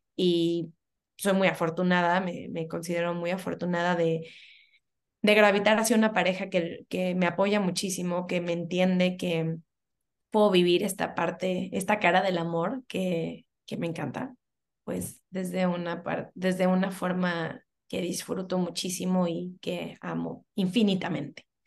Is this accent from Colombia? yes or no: no; Cancún, Quintana Roo, Mexico; also born or lived in Mexico City; Yo soy de la Ciudad de México, desde muy, muy chiquita me vine a vivir a Cancún